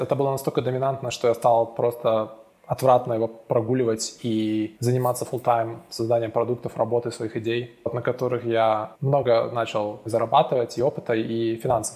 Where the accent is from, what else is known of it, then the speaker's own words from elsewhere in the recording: Minsk, Belarus; moved away as an adult; also born or lived in Estonia; now in London, United Kingdom; я родился в Минске, жил до, получается, 18 лет в Минске, особо никуда не выезжая